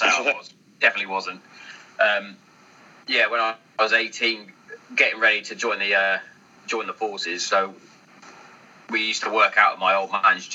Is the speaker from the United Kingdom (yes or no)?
yes; Hereford, West Midlands, United Kingdom; we're all from Hereford, me and my brother and my family